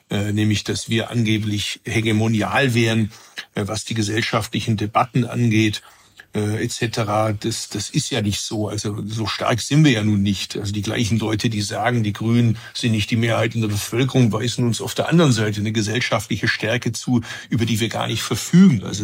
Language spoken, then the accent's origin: German; Bad Urach, Baden-Württemberg, Germany; Also ich bin ja nicht aus Biberach, ich komme ursprünglich aus Urach, das ist nicht äh, Oberschwaben.